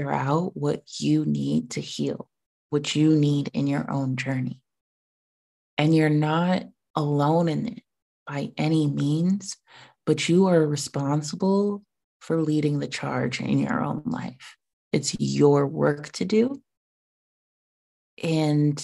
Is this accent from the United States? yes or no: yes; United States; being an American citizen